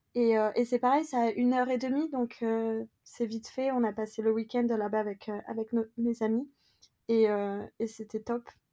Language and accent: French; France; moved away as an adult; now in London, United Kingdom; si on est des Français en France